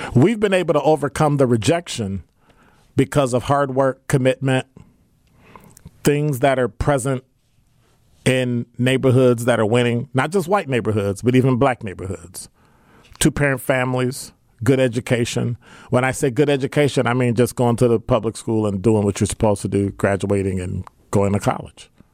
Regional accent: Milwaukee, Wisconsin, United States; growing up on the South Side

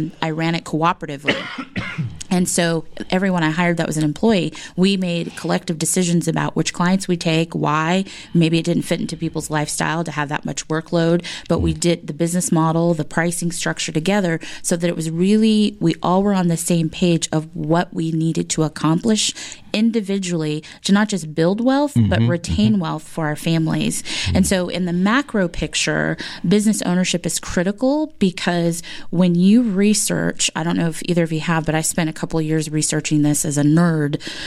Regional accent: California, United States; moved away as an adult; I was from California

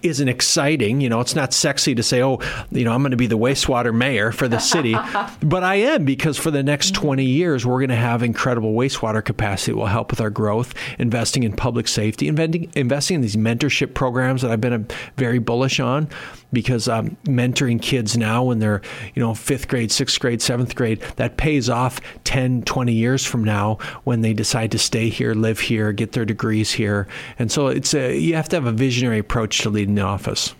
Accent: Worthington, Minnesota, United States; moved away as an adult; now in Sioux Falls, United States; I grew up in Minnesota, uh, so Minnesota's home

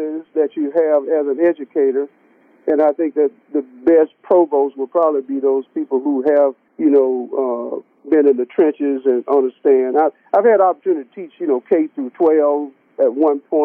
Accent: the South, United States; growing up in the South

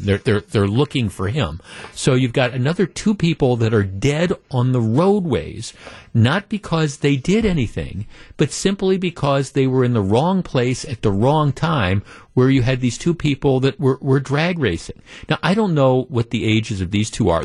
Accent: Glendale, Wisconsin, United States; we moved here when I was ten years old, and aside from going away from college for a couple of years, this is home. So I, I grew up in Glendale

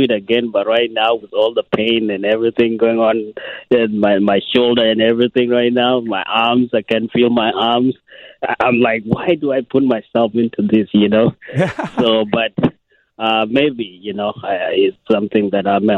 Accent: Kenya; moved away; also born or lived in South Sudan; I'm originally from a country called South Sudan, and I grew up in Kenya

